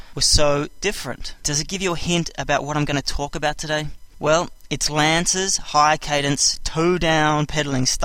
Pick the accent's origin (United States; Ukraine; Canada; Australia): Australia; I'm Australian